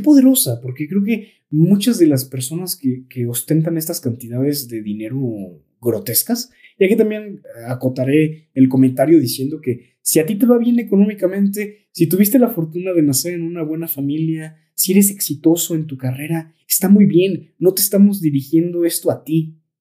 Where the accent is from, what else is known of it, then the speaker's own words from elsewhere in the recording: Tolimán, Querétaro, Mexico; nosotros que somos de Tolimán